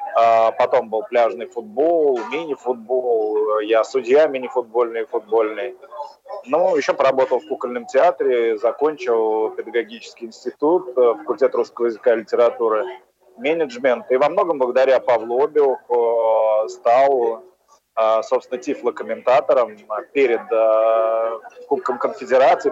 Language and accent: Russian; Ulyanovsk, Ulyanovsk Oblast, Russia; я родом из Ульяновска